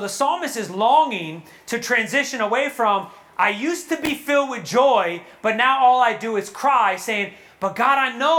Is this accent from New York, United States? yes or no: yes; New York, United States; Yo, well, I'm from New York, so I curse.